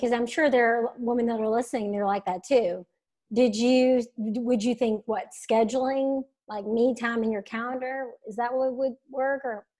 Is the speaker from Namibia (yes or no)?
no; the South, United States; I'm from the South, conservative family.